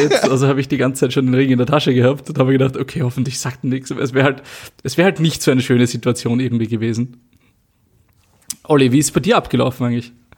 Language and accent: German; Austria; den Ort sieht, wo ich aufgewachsen bin